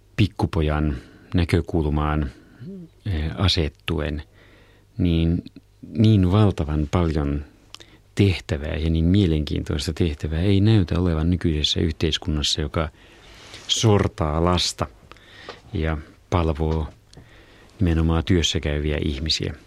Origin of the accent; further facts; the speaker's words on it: Somero, Southwest Finland, Finland; itse olen syntynyt Somerolla, jopa kod- kotona